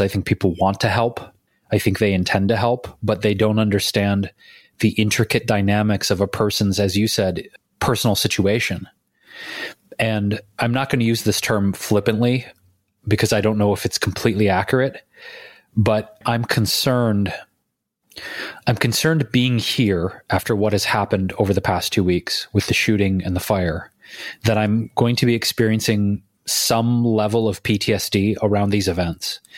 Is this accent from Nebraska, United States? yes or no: no; Detroit, Michigan, United States; moved away; going back to my hometown, Detroit